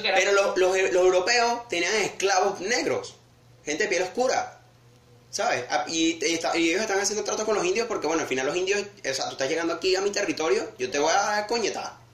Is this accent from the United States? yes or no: no; Venezuela; uno como venezolano al fin